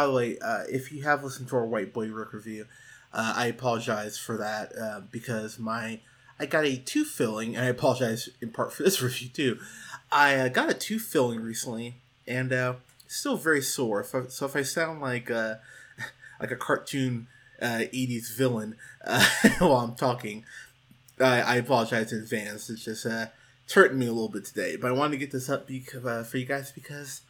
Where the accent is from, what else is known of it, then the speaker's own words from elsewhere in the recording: Pismo Beach, California, United States; moved away as an adult; now in Austin, United States; I grew up in Pismo Beach, California, and I went to church there for years until I was 21, 22 and moved out to Austin, Texas.